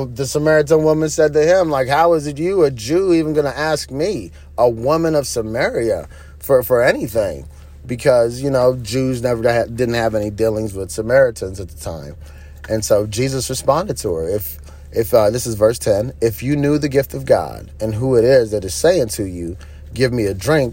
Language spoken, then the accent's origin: English; Nigeria; I grew up in Nigeria, and in certain parts, you did have to walk.